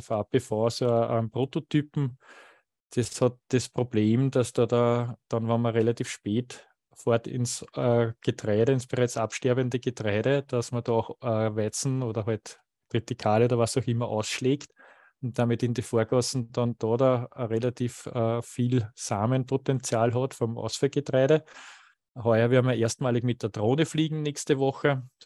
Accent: Waldviertel, Lower Austria, Austria; falls ich zu sehr in die Mundart verfalle, ich bin ja aus dem Waldviertel und nicht immer das Hochdeutsches mächtig

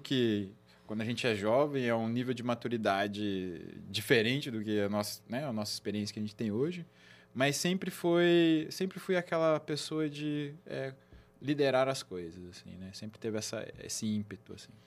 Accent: Campinas, São Paulo, Brazil; sou de Campinas, nasci aqui, minha família, a grande maioria

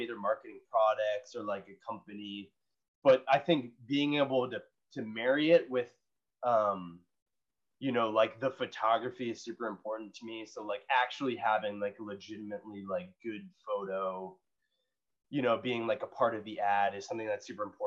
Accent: United States; growing up in America

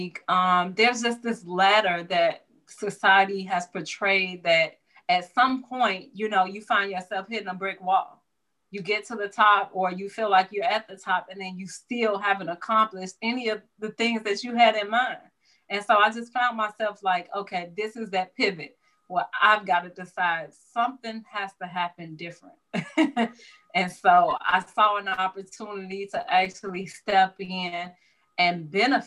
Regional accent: Chicago, Illinois, United States; I grew up in the Roseland area, Chicago, kind of south suburban area.

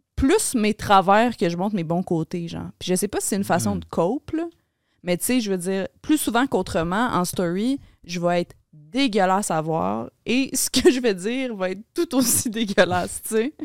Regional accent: Laval, Quebec, Canada; born or raised there; moved away as an adult; now in Montreal, Canada

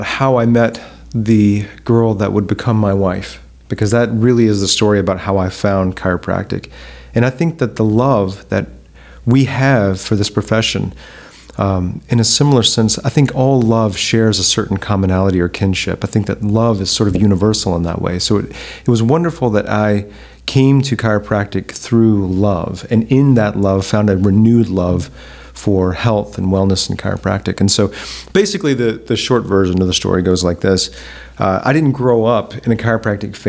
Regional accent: Montgomery, Alabama, United States; Huntington College, which was in my hometown, and I had no plans of going to Huntington College. I had already like applied to other schools. I was planning to get out of Montgomery.

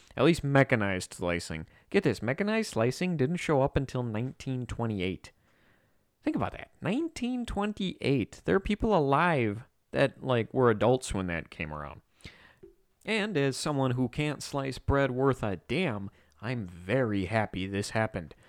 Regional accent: United States; like any good red-blooded, non-communist American

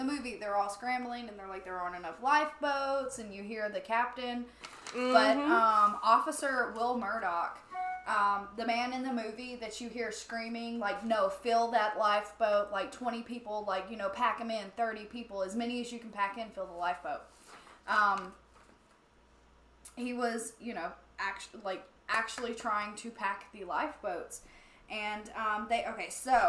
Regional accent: Alabama, United States; I'm from Alabama

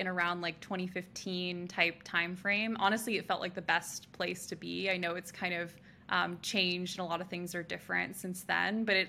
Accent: California, United States; Truly what happened was I grew up around the Bay Area.

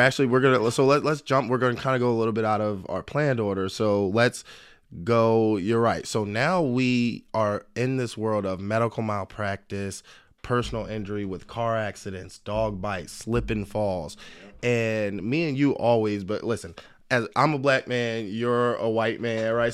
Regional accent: Philadelphia, Pennsylvania, United States; I was born in Philadelphia, single mom, but a great family.

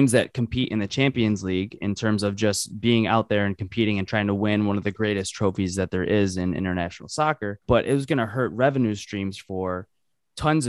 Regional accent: United States

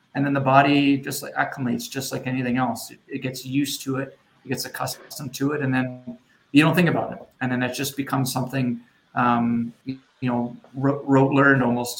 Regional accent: Edmonton, Alberta, Canada; now in Moose Jaw, Canada; I grew up in Edmonton

